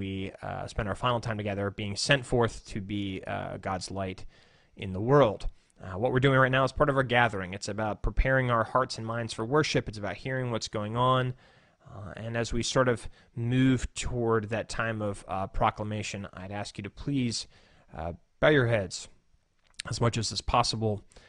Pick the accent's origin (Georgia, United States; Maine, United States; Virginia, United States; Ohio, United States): Virginia, United States; Woodbridge; I said, "Actually, I'm not a pastor here. I'm a pastor from Woodbridge, Virginia."